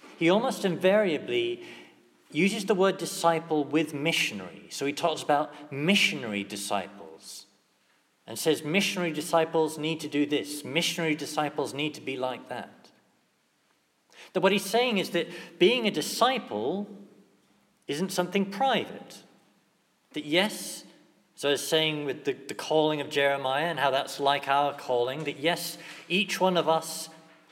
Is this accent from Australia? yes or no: no; England, United Kingdom; as English Catholics